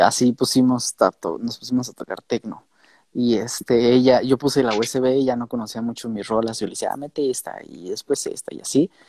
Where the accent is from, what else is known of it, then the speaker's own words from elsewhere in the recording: Mexico; nosotros como mexicanos